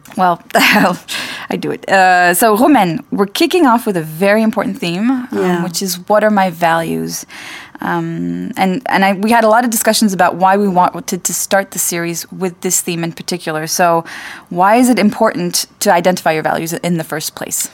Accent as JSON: {"language": "English", "country": "United States", "tie": "born or raised there", "also_born_or_lived": "France", "moved": "yes", "said": "I grew up in the States, but I'm French"}